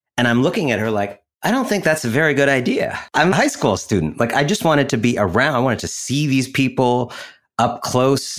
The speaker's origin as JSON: {"language": "English", "town": "Shaker Heights", "region": "Ohio", "country": "United States", "tie": "born or raised there", "said": "I grew up in Shaker Heights, Ohio, outside of Cleveland"}